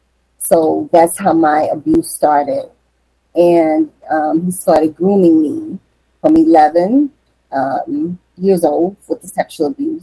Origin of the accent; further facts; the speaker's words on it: New Orleans, Louisiana, United States; moved away as an adult; also born or lived in Florida; I'm from New Orleans, Louisiana, originally.